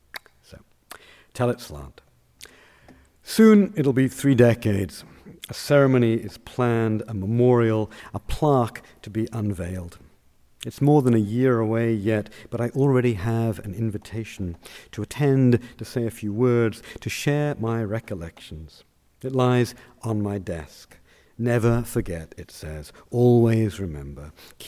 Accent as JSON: {"language": "English", "country": "United Kingdom", "said": "I explained I was from Britain."}